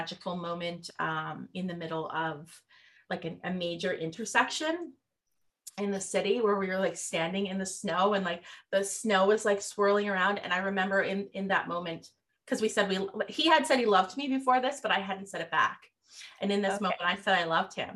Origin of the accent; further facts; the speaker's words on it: Nova Scotia, Canada; I'm not from Newfoundland, but I am from Nova Scotia